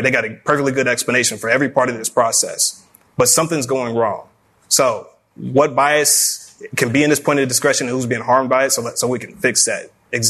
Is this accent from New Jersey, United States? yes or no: no; Lexington, Kentucky, United States; I'm from Lexington, Kentucky.